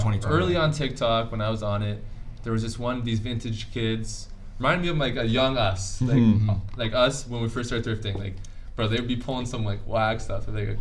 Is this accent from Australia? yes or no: no; Waterdown, Ontario, Canada; I'm from Waterdown.